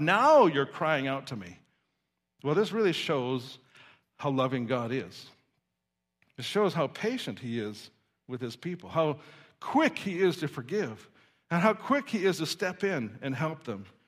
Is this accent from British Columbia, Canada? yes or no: no; Saskatoon, Saskatchewan, Canada; I remember as a child growing up in Saskatoon, Saskatchewan